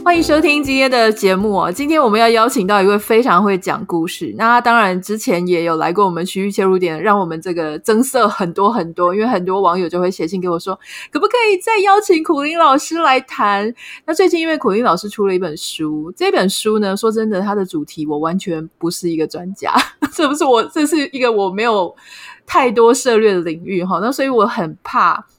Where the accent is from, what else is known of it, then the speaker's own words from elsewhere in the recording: Taiwan; 台湾人好像也不怀疑耶，因为从小到大我们历史课本也是跟我们讲说，我们是华人，啊，我们的血脉在中国